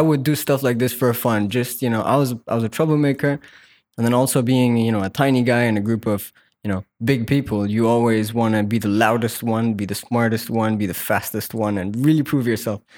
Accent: Muscat, Oman; I was born and raised here

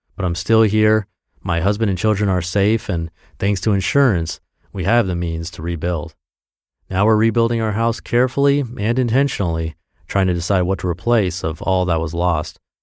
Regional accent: Texas, United States; my hometown in Texas

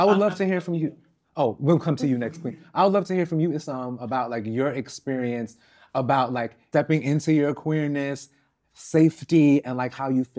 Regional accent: New York, United States; growing up in New York in particular, it was kind of like it was homo thug era.

